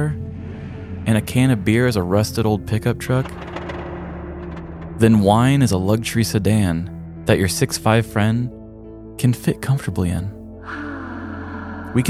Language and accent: English; Midwest, United States; Growing up in the Midwest